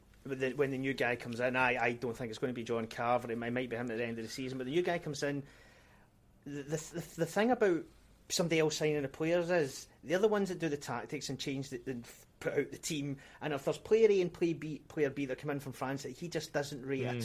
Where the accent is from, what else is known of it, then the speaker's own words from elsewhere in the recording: Scotland, United Kingdom; because I'm Scottish.